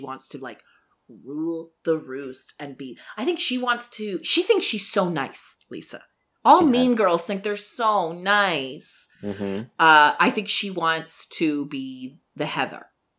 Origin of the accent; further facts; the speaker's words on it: Canada; We're Canadian.